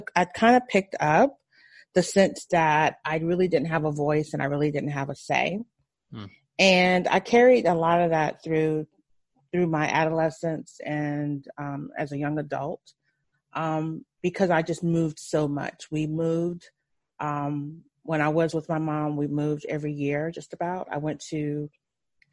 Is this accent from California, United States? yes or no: no; Ohio, United States; also born or lived in Memphis, Tennessee; I was born in Memphis, Tennessee, and I was raised mostly in Ohio, in a small town with my grandparents